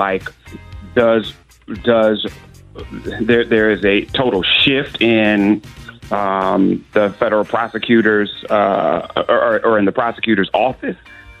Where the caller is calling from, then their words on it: Los Angeles, California, United States; I'm calling from LA this morning, so it's mad early where I am.